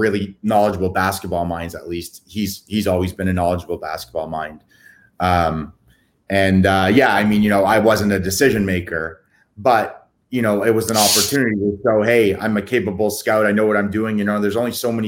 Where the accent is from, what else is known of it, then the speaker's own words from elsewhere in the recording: Canada; also born or lived in Toronto; I'm Canadian